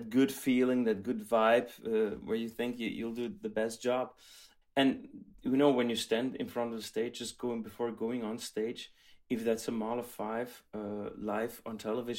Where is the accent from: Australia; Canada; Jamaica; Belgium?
Belgium; I grew up in Belgium